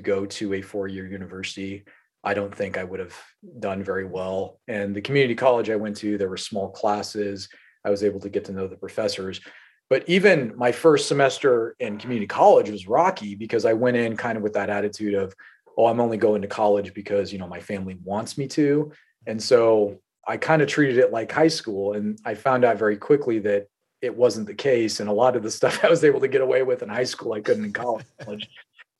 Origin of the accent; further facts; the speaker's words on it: North Platte, Nebraska, United States; I was born in North Platte, Nebraska.